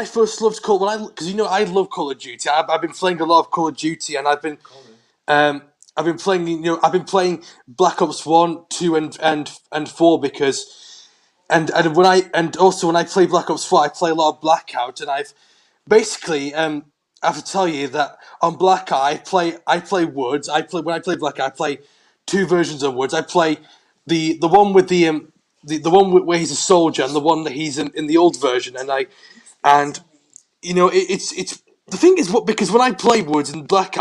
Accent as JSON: {"language": "English", "region": "England", "country": "United Kingdom", "said": "I'm English"}